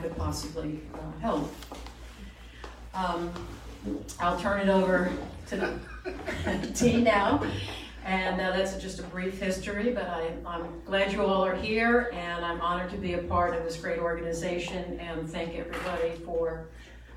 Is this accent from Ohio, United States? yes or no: no; New York City, New York, United States; moved away as an adult; now in Sarasota, United States; I am a New York native, proud of it. I grew up in New York City